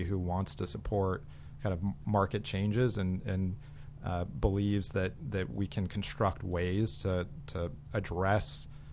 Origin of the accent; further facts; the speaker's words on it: Arizona, United States; moved away; I grew up in Arizona